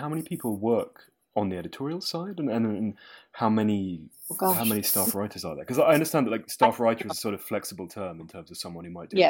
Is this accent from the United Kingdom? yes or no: yes; United Kingdom; we're British